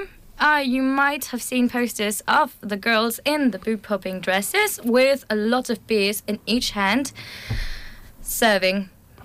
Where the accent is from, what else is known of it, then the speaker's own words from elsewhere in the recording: Denmark; I am from Denmark.